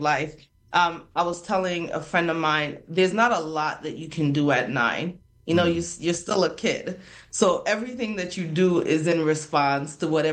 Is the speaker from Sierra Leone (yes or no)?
yes; Freetown, Western Area, Sierra Leone; now in United States; So I come from Freetown, Sierra Leone, Freetown being the capital of Sierra Leone